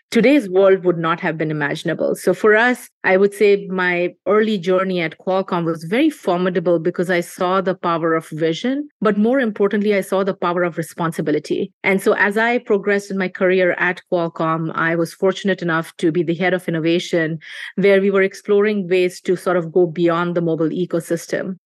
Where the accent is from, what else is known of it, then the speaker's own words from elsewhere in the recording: India; moved away; we were seeing growing up in India